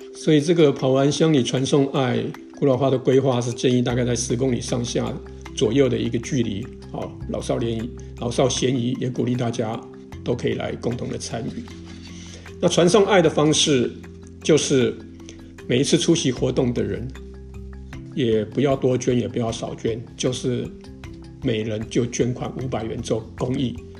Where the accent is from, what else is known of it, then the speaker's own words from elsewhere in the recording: Toufen, Miaoli County, Taiwan; also born or lived in Nanzhuang, Miaoli; now in Longtan, Taiwan; 我的老家是在苗栗的头份跟南庄